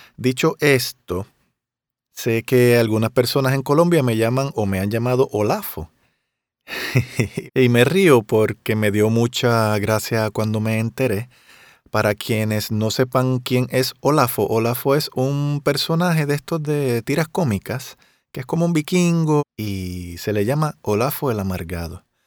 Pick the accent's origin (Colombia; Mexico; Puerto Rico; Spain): Puerto Rico; Río Grande; yo en Río Grande, en mi pueblo